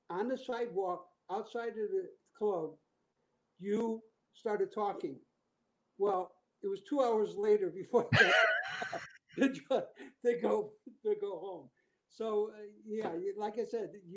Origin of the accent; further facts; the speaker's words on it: Chicago, Illinois, United States; moved away; also born or lived in Las Vegas; I was from Chicago